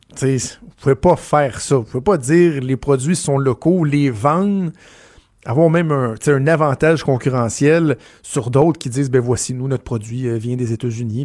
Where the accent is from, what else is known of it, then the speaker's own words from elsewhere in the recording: Quebec, Canada; chez nous au Québec